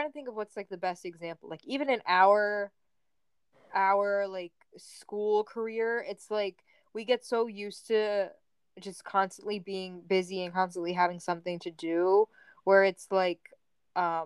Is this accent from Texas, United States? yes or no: no; New Jersey, United States; we're from New Jersey